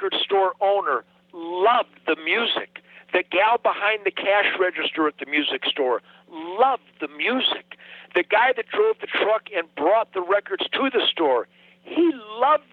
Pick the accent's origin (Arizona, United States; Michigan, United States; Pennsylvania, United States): Michigan, United States; Detroit; I was born in Detroit in 1948